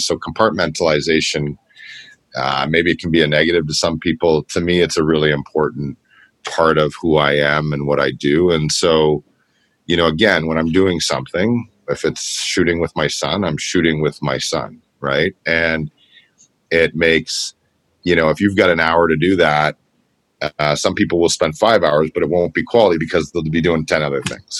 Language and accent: English; Toronto, Ontario, Canada; we grew up in Scarborough together uh, in the same neighborhood, Kingston Galloway